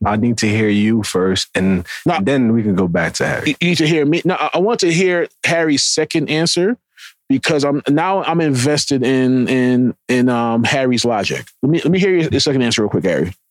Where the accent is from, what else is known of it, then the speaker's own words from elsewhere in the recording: Jamaica; I'm Jamaican.